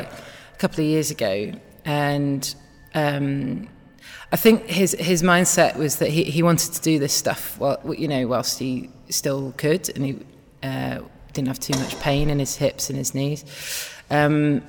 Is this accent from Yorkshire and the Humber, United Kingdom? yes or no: yes; Wakefield, Yorkshire and the Humber, United Kingdom; I'm from Wakefield, just near Leeds.